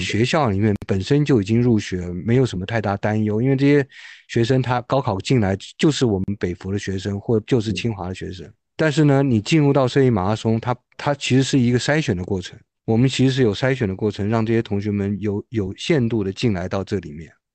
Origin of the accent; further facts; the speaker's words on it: Taiwan; moved away as an adult; now in Beijing, China; 我是，呃，来自于台湾的台湾同胞嗯。是在两千零三年，就距今二十年前，来到北京了。所以我现，现在也是一个老北京了。毕业之后呢，呃，我在北京其实是来读博士的。然后我在清华美术学院念了博士